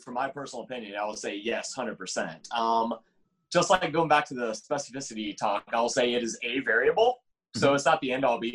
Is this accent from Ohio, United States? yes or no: yes; Middletown, Ohio, United States; moved away as an adult; also born or lived in Bowling Green, Ohio; now in Washington, D.C., United States; I grew up in Middletown, Ohio, which is cleverly named as the town in the middle of Cincinnati and Dayton